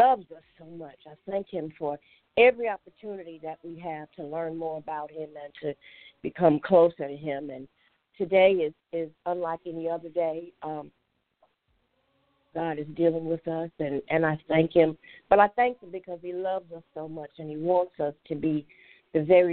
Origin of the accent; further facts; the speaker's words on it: Chicago, Illinois, United States; my house growing up in Chicago